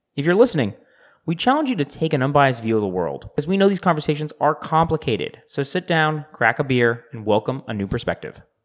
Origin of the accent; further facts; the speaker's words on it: United States; I'm looking at it as an American